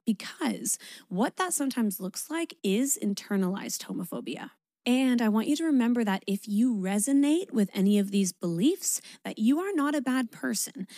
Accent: Canada; I'm Canadian

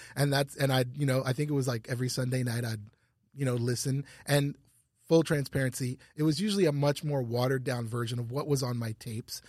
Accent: Ottawa, Ontario, Canada; moved away as an adult; also born or lived in New York / Los Angeles / Louisiana; I grew up in, like, downtown Ottawa, and it was really multicultural

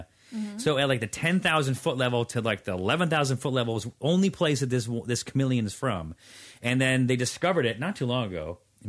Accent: Hawaii, United States; accent: Pidgin; Bro, I don't know what my accent

